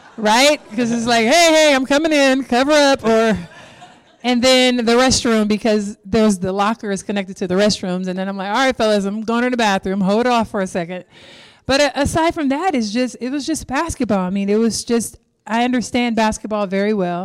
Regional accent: Compton, California, United States; When I started playing basketball, I was twelve years old in Compton

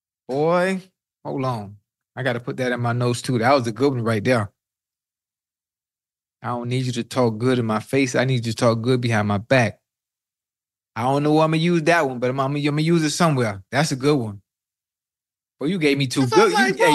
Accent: the South, United States; I'm from the South

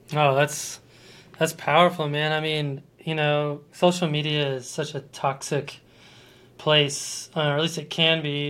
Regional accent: Colorado Springs, Colorado, United States; also born or lived in Boulder, Colorado; I am a native of Colorado. I was born in Boulder and I grew up in Colorado

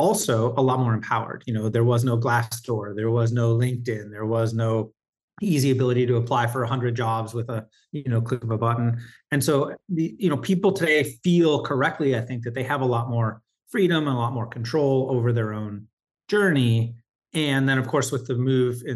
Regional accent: Michigan, United States; now in New York City, United States; I live in New York City. I grew up in Michigan

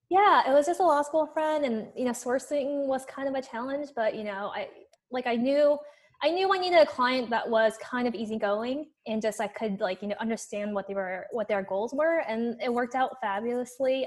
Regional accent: Los Angeles, California, United States; accent: Valley girl; moved away as an adult; now in Berkeley, United States; I grew up in Los Angeles

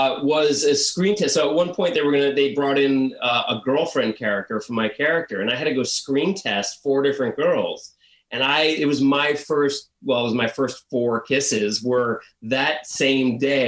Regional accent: New Jersey, United States; I'm from Jersey originally. Yeah.

